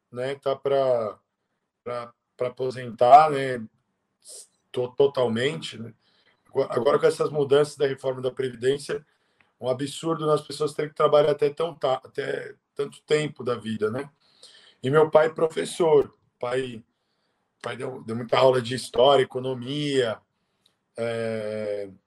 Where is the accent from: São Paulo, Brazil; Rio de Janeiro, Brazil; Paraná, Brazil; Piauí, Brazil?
São Paulo, Brazil; born there; Eh, nasci em São Paulo mesmo.